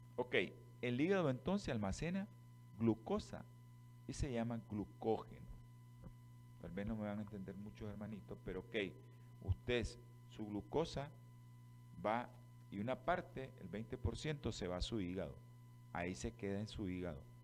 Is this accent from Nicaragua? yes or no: yes; Nicaragua; así somos nosotros, los nicas.